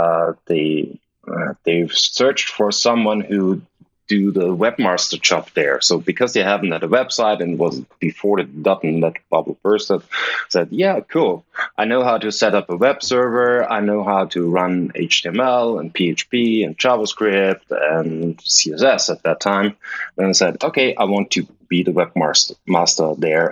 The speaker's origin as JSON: {"language": "English", "town": "Linz", "region": "Upper Austria", "country": "Austria", "tie": "born or raised there", "moved": "as an adult", "lives_now": "Vienna, Austria", "said": "my hometown Linz"}